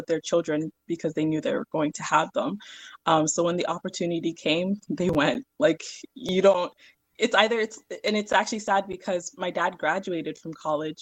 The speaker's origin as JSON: {"language": "English", "town": "Columbus", "region": "Ohio", "country": "United States", "tie": "born or raised there", "also_born_or_lived": "Verona, Italy"}